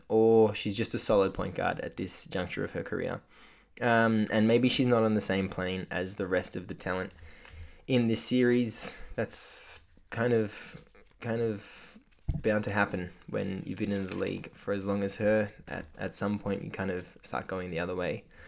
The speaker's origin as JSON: {"language": "English", "country": "Australia", "said": "as an Australian basketball fan"}